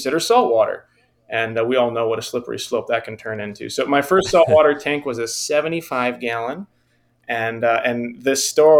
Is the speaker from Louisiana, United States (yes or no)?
no; Southeast Michigan, United States; I'm from Michigan, Southeast Michigan.